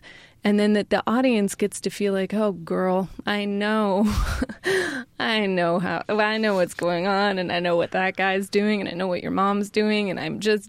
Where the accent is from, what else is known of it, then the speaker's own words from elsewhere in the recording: Sacramento, California, United States; Yeah, that's my hometown.